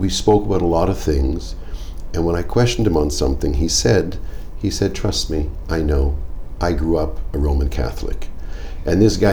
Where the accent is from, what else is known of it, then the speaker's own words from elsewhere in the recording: Vancouver, British Columbia, Canada; moved away as an adult; now in Jerusalem, Israel; I'm originally from Vancouver, Canada, from a non-observant Jewish family.